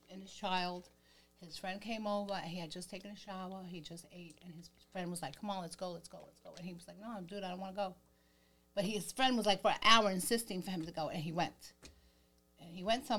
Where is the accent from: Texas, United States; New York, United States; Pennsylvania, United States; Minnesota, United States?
New York, United States; New York City; now in Staten Island, United States; I'm from East New York. I grew up in East New York.